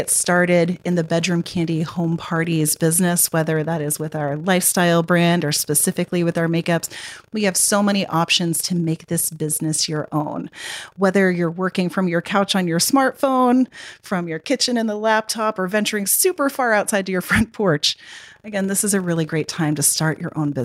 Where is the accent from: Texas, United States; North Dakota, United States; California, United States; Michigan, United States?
Texas, United States; I grew up in Texas